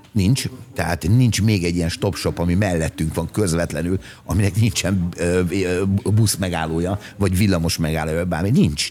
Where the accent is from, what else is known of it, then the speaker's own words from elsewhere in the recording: Hungary; igazából Magyarországról jöttem